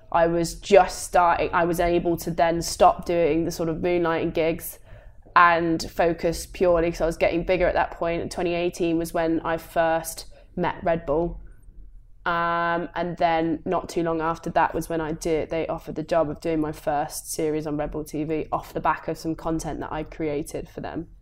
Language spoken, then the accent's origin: English; Coventry, West Midlands, United Kingdom; moved away as an adult; born and raised in Coventry, went to school there